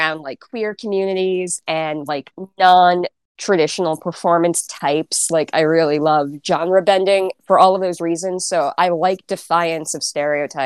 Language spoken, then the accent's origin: English; New York City, New York, United States; also born or lived in Boston / Cypress Hills, Brooklyn/Queens; And I'm a native. I'm from Sheepshead Bay, Brooklyn, South Brooklyn